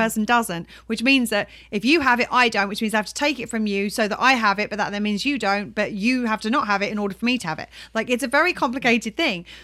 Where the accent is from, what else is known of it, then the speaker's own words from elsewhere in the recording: United Kingdom; we're British